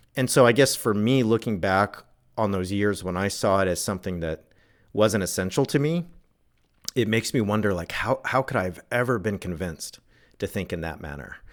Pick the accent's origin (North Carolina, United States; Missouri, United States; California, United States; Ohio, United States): California, United States; Southern; where I grew up in Southern California